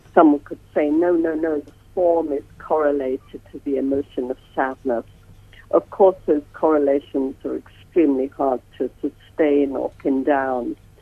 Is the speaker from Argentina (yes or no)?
no; England, United Kingdom; accent: English; moved away as an adult; now in United States; I have an English accent. I've been in America for nearly 40 years